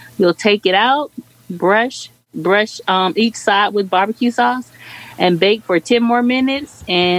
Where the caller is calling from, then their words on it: Jacksonville, Florida, United States; This is … from Jacksonville, Florida.